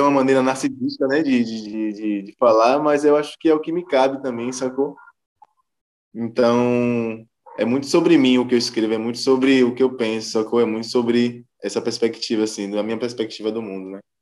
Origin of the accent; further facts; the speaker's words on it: Salvador, Bahia, Brazil; sou baiano, sou terapolitano Cheio de dendê na veia